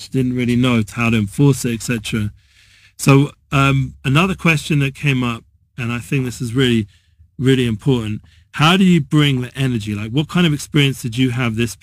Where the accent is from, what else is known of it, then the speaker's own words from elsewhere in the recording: London, United Kingdom; now in Israel; I'm traditional Jew from North London